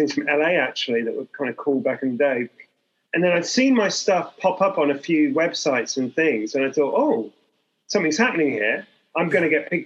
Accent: Hong Kong; I'm from Hong Kong

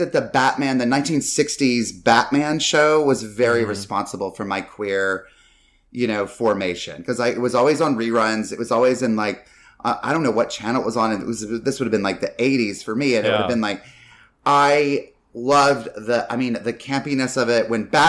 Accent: North Carolina, United States; And like, I grew up mainly in North Carolina, but Carolina is pretty much.

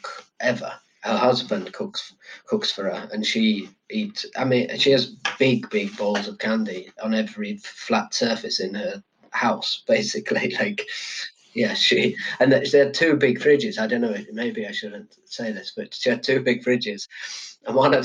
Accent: Yorkshire and the Humber, United Kingdom; moved away; also born or lived in London; I'm from Yorkshire

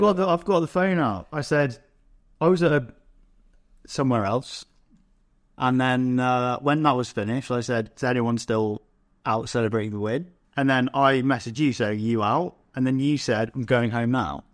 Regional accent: England, United Kingdom; as an English person

